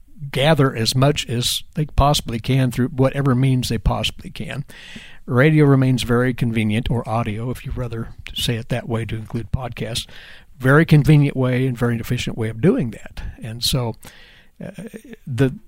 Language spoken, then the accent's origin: English; Winfield, Kansas, United States; now in Manhattan, Kansas, United States; from my hometown of Winfield